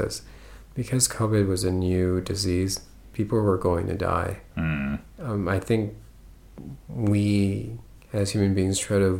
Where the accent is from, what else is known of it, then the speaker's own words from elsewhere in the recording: United States; The thing about being an American